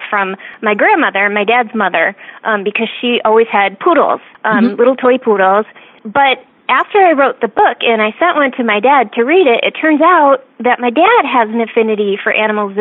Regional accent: Michigan, United States; I grew up right about where the knuckle of your thumb is on Lake Michigan, or Lake Huron

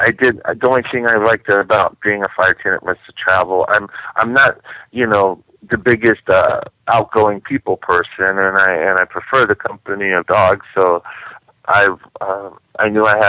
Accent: Washington, District of Columbia, United States; also born or lived in France; now in St. Louis, United States; I grew up in Washington, D.C.

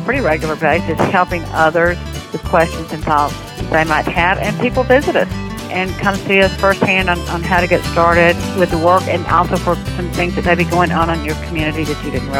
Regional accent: the South, United States; accent: Southern; Well, I hope that everybody understood my Southern accent.

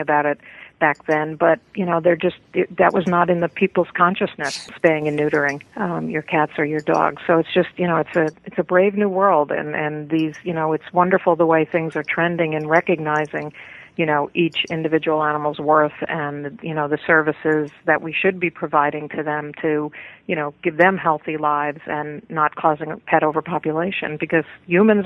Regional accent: Manhasset, New York, United States; also born or lived in Brooklyn, New York; I grew up in Manhasset on Long Island

